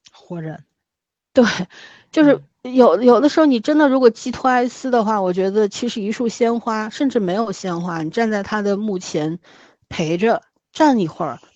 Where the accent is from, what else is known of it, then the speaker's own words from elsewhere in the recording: Shanghai, China; 我们上海这边出殡的时候